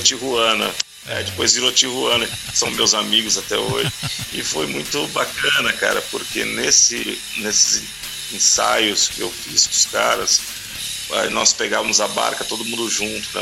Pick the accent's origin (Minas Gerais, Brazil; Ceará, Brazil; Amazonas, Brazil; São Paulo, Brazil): São Paulo, Brazil; Araçatuba; also born or lived in Rio de Janeiro; eu sou nascido e criado em São Paulo. me mudei para o interior de São Paulo ainda ah. novinho.